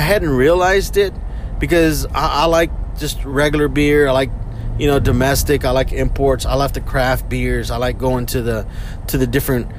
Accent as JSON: {"language": "English", "town": "Houston", "region": "Texas", "country": "United States", "said": "we're from Houston."}